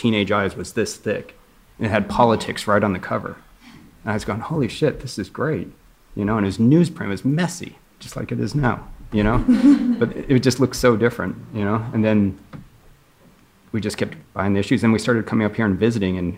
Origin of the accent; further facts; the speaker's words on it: Southern California, United States; moved away as an adult; also born or lived in San Francisco Bay Area; I grew up in Southern California.